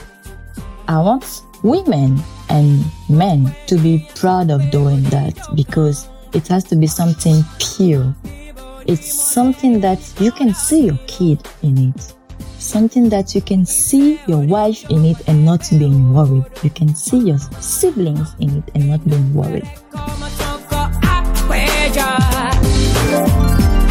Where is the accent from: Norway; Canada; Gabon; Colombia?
Gabon; moved away; I grew up in Argenté, which is the economical capital of Gabon.